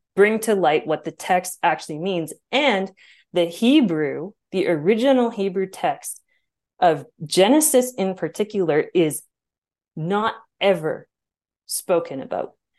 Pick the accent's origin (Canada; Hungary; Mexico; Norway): Canada; Alberta; I grew up in Bible Belt, Canada.